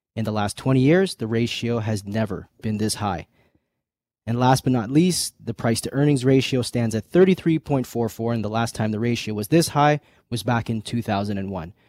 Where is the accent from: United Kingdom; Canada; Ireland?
Canada; us Canadians